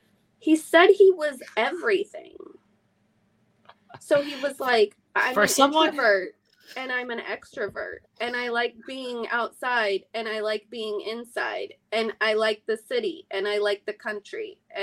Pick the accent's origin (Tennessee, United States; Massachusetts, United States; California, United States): California, United States; also born or lived in Midwest; I was raised in California and the Midwest.